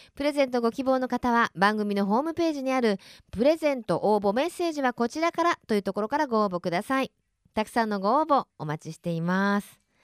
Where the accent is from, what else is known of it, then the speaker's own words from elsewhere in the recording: Kansai, Japan; moved away; 私あの出身が関西なので